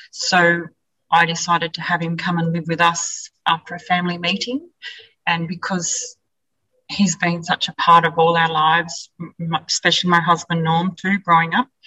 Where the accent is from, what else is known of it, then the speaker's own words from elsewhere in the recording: Wellington, New South Wales, Australia; We were both born and bred in Wellington.